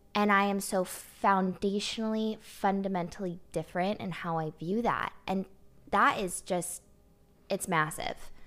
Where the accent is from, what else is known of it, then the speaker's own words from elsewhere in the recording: Nashville, Tennessee, United States; also born or lived in Los Angeles; I was born in Los Angeles, but I was raised here in Nashville